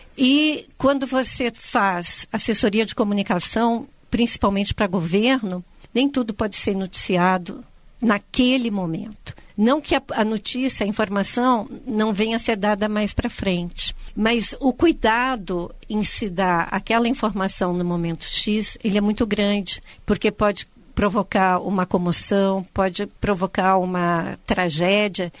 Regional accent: Rio Grande do Sul, Brazil; eu sou gaúcha

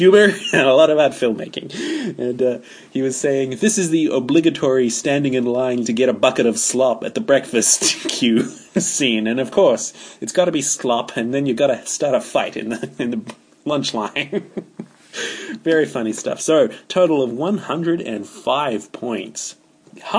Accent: New Zealand; I refer to myself as a kiwi. I don't say I am a New Zealander. I say I'm a kiwi.

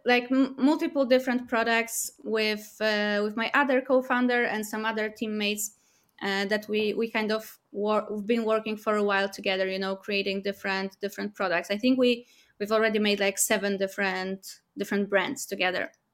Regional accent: Warsaw, Masovian Voivodeship, Poland; we're from Warsaw, Poland

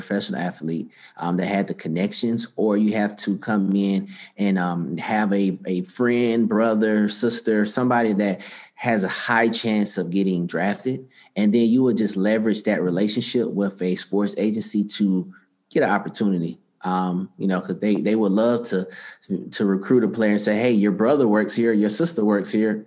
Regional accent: Atlanta, Georgia, United States; also born or lived in Virginia; I'm from Atlanta, Georgia

